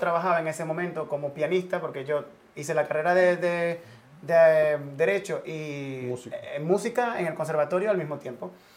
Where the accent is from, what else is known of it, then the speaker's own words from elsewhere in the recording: Cumaná, Sucre, Venezuela; moved away as an adult; now in Madrid, Spain; en Venezuela, en Cumaná, donde, de donde yo soy